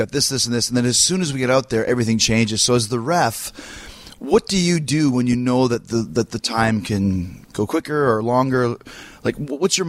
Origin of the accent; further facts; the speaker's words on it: Canada; I'm from Canada